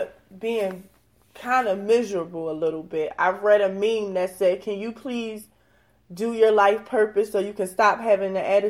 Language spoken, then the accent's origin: English; New Jersey, United States; now in Atlanta, United States; I come from New Jersey, so I'm really, really enjoying Atlanta.